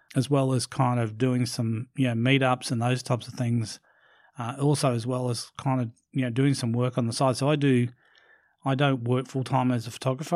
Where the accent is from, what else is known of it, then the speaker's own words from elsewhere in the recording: Brisbane, Queensland, Australia; in Brisbane in my, in my hometown